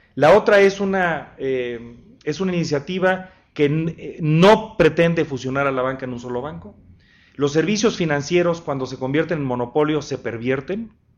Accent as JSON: {"language": "Spanish", "region": "Guanajuato", "country": "Mexico", "said": "En mi tierra, que es Guanajuato"}